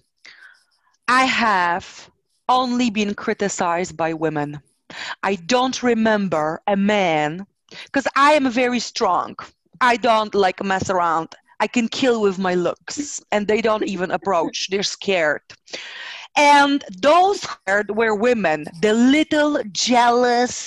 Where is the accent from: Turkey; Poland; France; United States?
Poland; moved away; I got back home to Poland, to my little town